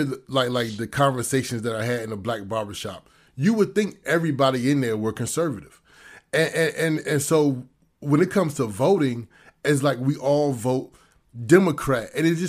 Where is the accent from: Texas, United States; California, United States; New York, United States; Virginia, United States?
Virginia, United States; Virginia Beach; initially me and my brother, we're from Virginia Beach, Virginia. So we're from this kind of the same side of the country that you're from.